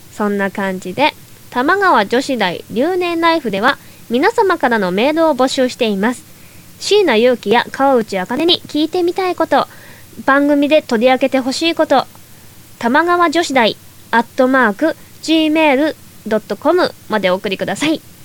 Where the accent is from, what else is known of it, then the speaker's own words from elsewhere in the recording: Toyama, Japan; now in Tokyo, Japan; もともと地元の富山県にいた時は